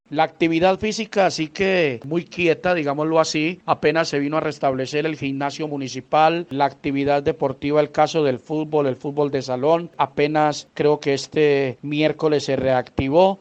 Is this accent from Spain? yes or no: no; Jardín, Antioquia, Colombia